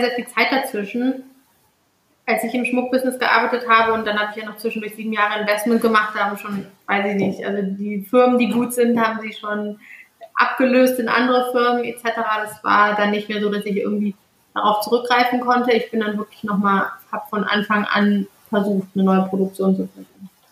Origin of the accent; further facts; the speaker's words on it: Cologne, North Rhine-Westphalia, Germany; Ich bin auch mit vielen Bloggern so aufgewachsen in dem Sinne, weil ich aus Köln komme